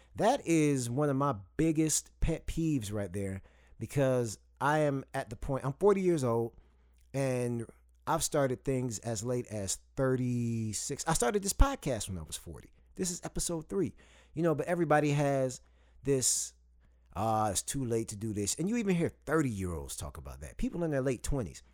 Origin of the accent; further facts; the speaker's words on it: Saginaw, Michigan, United States; I grew up in Saginaw, Michigan